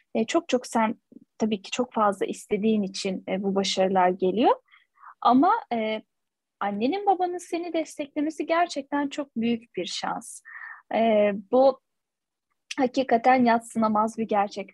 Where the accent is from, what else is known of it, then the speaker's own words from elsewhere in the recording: Turkey; biz Türkler olarak böyle çok değişik e, bir milletiz